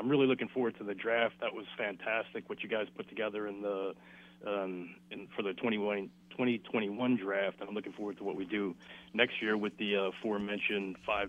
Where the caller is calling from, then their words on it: Connecticut, United States; I'm calling from Connecticut.